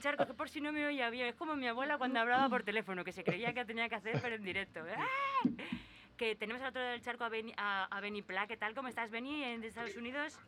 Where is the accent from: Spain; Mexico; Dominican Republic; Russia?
Spain; yo soy española